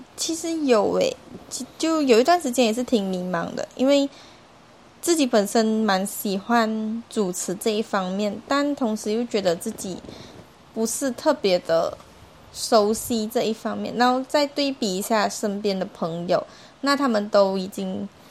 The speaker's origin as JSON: {"language": "Chinese", "country": "Malaysia", "moved": "as an adult", "lives_now": "Taiwan", "said": "我是来自马来西亚的"}